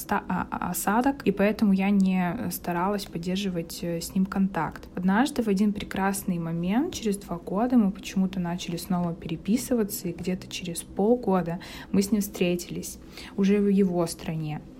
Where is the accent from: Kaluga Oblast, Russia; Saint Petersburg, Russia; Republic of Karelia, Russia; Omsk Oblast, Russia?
Saint Petersburg, Russia; Он был из Москвы, я из Питера.